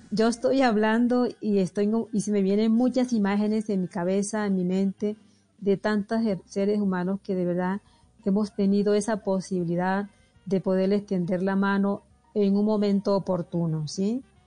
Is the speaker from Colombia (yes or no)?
yes; El Difícil, Magdalena, Colombia; accent: costeña; moved away as an adult; also born or lived in Santa Marta / Barranquilla; now in Pasto, Colombia; Y nací en un pueblo que se llama El Difícil Magdalena